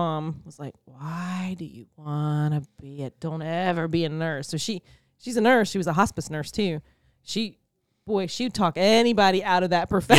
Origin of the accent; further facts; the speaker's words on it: Florida, United States; I'm from Florida, and our water smelled like sulfur.